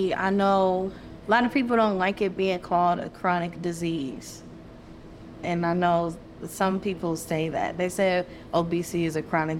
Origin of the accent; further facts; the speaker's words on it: Akron, Ohio, United States; I'm from Akron, Ohio. Right. So I flew here to Atlanta to come stay here with you.